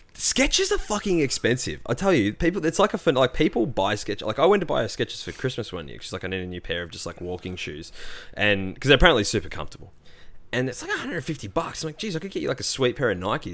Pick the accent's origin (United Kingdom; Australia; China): Australia; I'm an Aussie